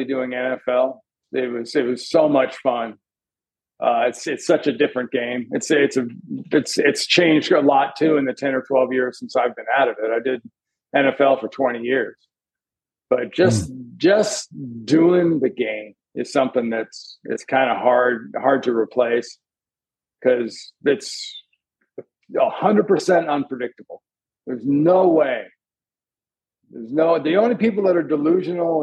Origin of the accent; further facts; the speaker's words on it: Southern California, United States; also born or lived in New York; I was a Southern California kid. I was born in New York, but I was raised in Southern California.